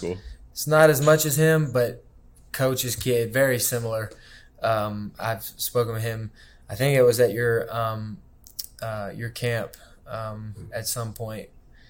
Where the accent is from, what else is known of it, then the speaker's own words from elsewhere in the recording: Arkansas, United States; born there; also born or lived in Atlanta / Birmingham / Miami / Charleston; So I was born in Arkansas, moved to Atlanta, moved to Birmingham, moved to Miami, Florida. Then we moved back to Birmingham for a year. And then we went to Charleston, South Carolina.